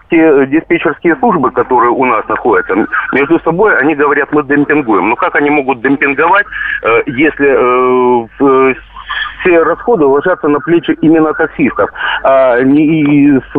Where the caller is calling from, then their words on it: Krasnodar, Krasnodar Krai, Russia; Я звоню вам из Краснодара и работаю таксистом.